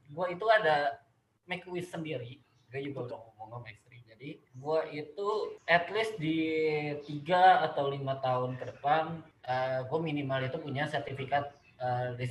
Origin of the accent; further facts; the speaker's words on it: Depok, West Java, Indonesia; gue gue besar di sini, gue besar